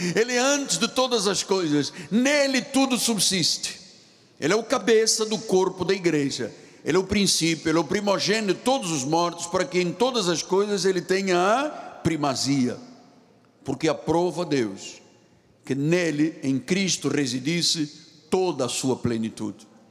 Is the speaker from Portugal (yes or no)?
no; Luanda, Luanda Province, Angola; moved away; lá no meu país onde eu nasci, em Angola e Luanda.